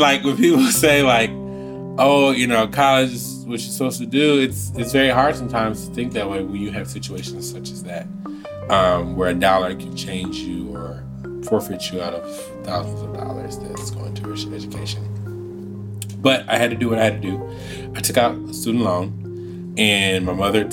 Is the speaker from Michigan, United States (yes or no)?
yes; Saginaw, Michigan, United States; moved away as an adult; also born or lived in Washington, D.C.; I'm from Saginaw, Michigan.